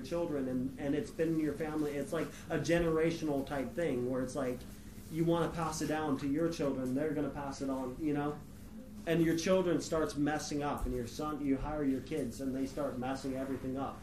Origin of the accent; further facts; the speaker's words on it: California, United States; moved away as an adult; also born or lived in West Virginia; I grew up in California.